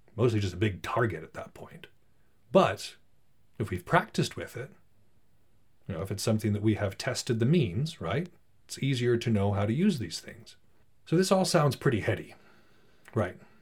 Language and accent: English; Montana, United States; I'm from Montana